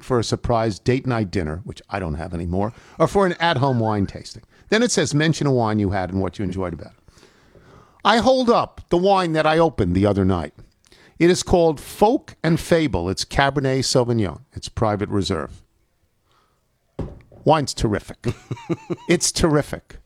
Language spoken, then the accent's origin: English; New York, United States; now in Washington, D.C., United States; I grew up in New York, but I've been here for 40 years